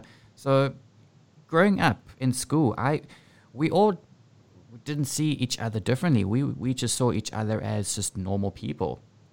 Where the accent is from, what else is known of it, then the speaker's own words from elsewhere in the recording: South Africa; moved away; growing up in South Africa.